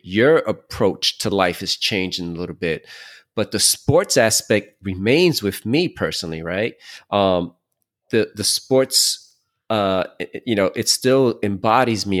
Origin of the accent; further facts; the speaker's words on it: New York City, New York, United States; also born or lived in Queens; I'm from Brooklyn.